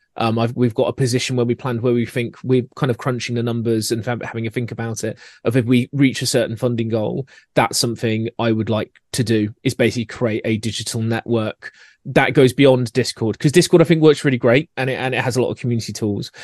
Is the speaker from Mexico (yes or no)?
no; Scotland, United Kingdom; accent: Scottish; my accent coming in with the Scottish way of doing it